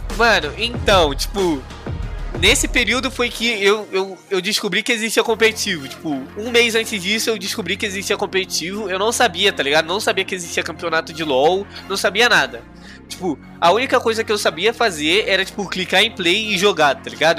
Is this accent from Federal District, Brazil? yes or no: no; Rio de Janeiro, Brazil; Ah, eu do Rio, mano. Sou do Rio